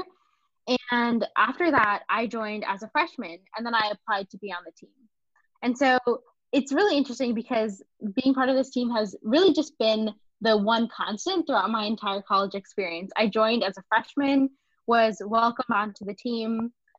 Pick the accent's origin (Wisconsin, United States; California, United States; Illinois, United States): California, United States; San Francisco Bay Area; moved away as an adult; now in Baltimore, United States; I grew up in the San Francisco Bay Area